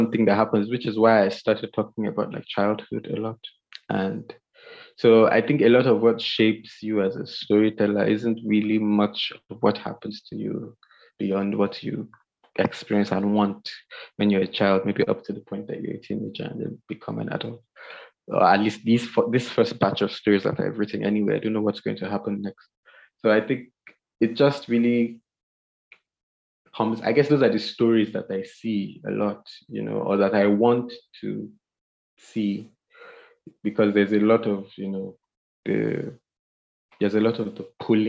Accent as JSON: {"language": "English", "country": "Nigeria", "said": "But I guess if you would only understand if you read it as a Nigerian"}